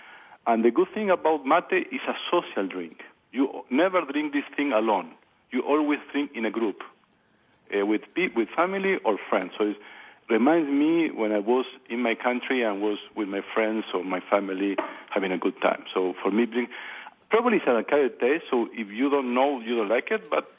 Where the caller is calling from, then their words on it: Southern Germany, Germany; I'm calling from the south of Germany